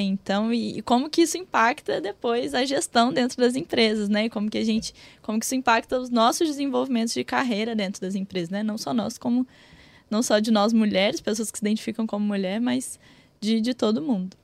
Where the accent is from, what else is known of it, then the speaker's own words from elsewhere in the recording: Minas Gerais, Brazil; moved away; sou de uma cidade muito pequenininha, não sou do Rio, não. Sou, do, sou de Minas.